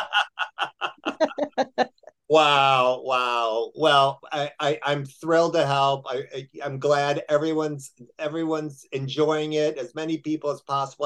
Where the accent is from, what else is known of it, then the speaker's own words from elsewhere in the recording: Chicago, Illinois, United States; moved away; also born or lived in Texas; I'm from Chicago